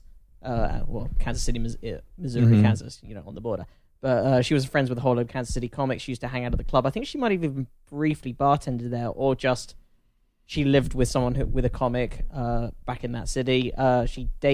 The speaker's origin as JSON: {"language": "English", "region": "England", "country": "United Kingdom", "accent": "English", "said": "I'm just English."}